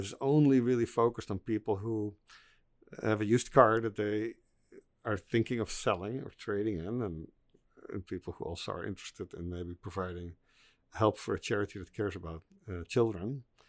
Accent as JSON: {"language": "English", "country": "Netherlands", "said": "I'm, I'm from the Netherlands"}